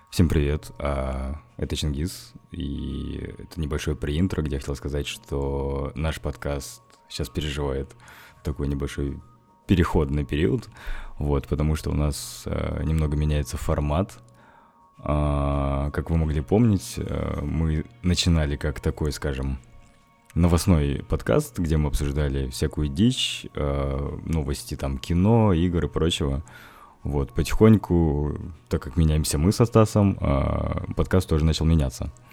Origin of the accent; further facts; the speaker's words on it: Russia; я вообще-то из России